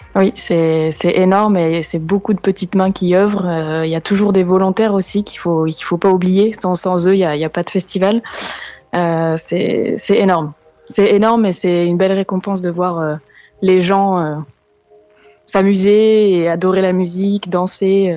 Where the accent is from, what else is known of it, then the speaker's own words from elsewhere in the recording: France; on est français